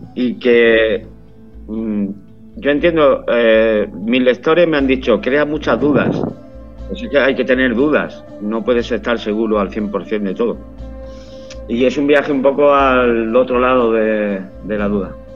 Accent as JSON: {"language": "Spanish", "town": "Málaga", "region": "Andalusia", "country": "Spain", "moved": "as an adult", "lives_now": "San Sebastián de los Reyes, Spain", "said": "Soy de Málaga, pero por motivos profesionales me fui hace más de 25 años, va a ser ahora. Y vivo en San Sebastián de los Reyes"}